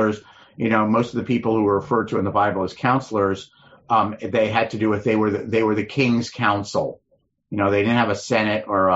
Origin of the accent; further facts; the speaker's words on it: United States; we're American Jews who are comfortable in America